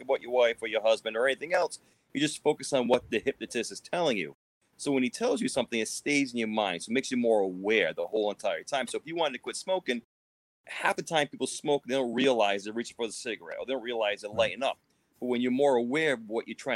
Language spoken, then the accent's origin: English; Cumberland, Rhode Island, United States; I'm in my hometown. Yep, Cumberland